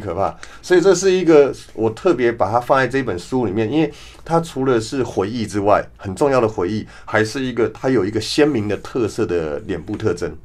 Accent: near Fuyang, Taipei, Taiwan; 小时候在富阳旁边长大

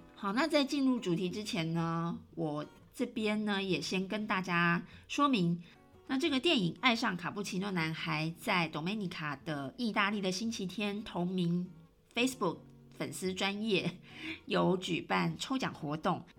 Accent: Taiwan; moved away as an adult; now in Rome, Italy; 当然我是台湾人哦，我永远都是台湾人

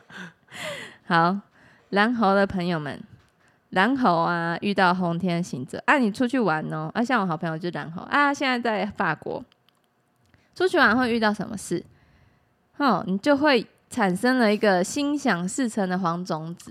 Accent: Taiwan; 我们台湾

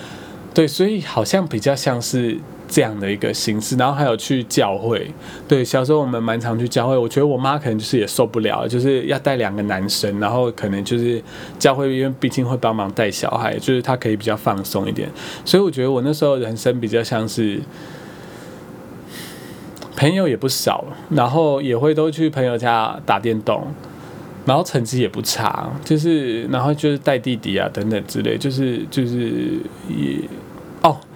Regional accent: Taitung County, Taiwan; also born or lived in Kaohsiung / Taoyuan; 说我一直号称自己是台东人，究竟是一个什么样的想法？因为我其实比较不会把高雄视为我的故乡，因为我在高雄真的太短了，然后我也没什么印象。桃园我就是在那边三年嘛

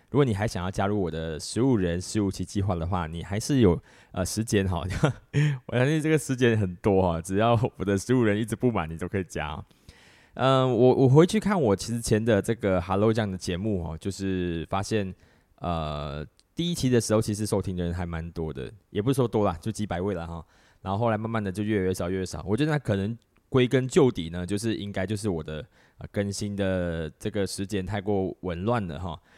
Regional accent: Malaysia; 我们马来西亚人

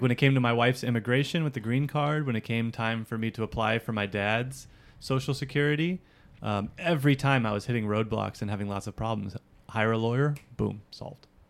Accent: United States; also born or lived in Hawaii; now in Japan; I'm an American

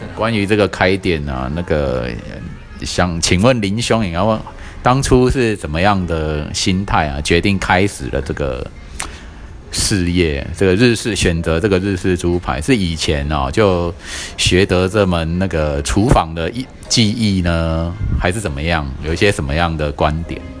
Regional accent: southern Taiwan, Taiwan; 我们南部人

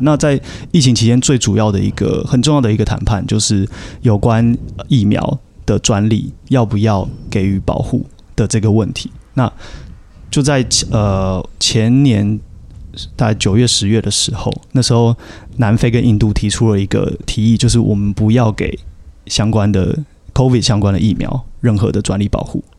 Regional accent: Taiwan; 如果是身为台湾人的话

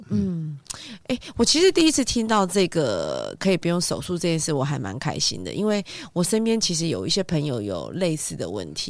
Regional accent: Taiwan; 我们台湾人好像传统的观念就是这样

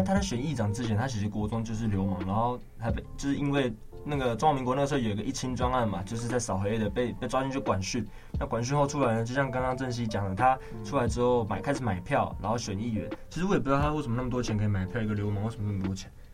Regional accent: Taiwan; 身为台湾人

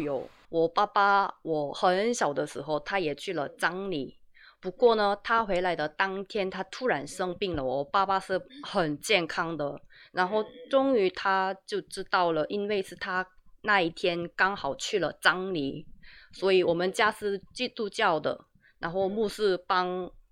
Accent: South Korea; Chinese is a second language; also born or lived in Taiwan; 身为一名韩国人

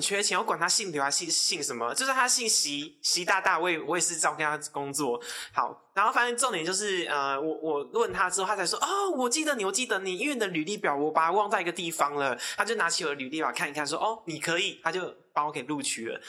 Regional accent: Taiwan; 因为我从小就住在琼林，那是，就是一个非常，非常穷乡僻壤的地方

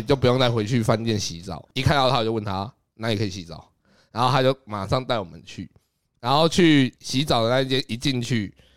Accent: Taiwan; 我是丢台湾人的脸

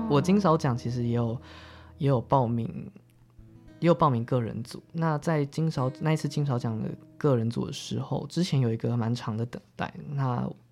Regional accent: Zhunan, Miaoli County, Taiwan; moved away as an adult; now in Taipei, Taiwan; 我的家乡竹南

